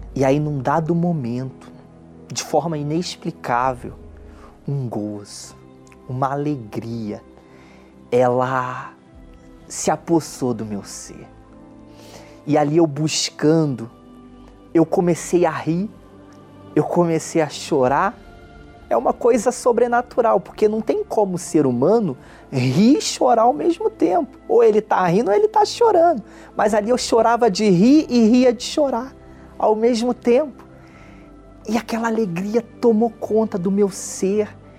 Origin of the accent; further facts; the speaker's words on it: Belford Roxo, Rio de Janeiro, Brazil; eu nasci em Belfort Roxo, um bairro pobre do Rio de Janeiro que fica na Baixada Fluminense.